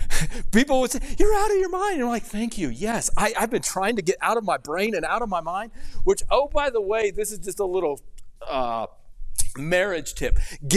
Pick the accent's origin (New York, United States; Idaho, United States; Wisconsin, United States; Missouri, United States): Missouri, United States; So I grew up in Missouri.